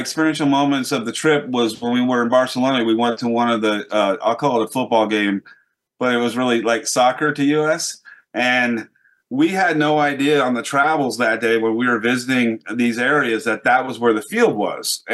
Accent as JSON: {"language": "English", "country": "United States", "said": "as an American"}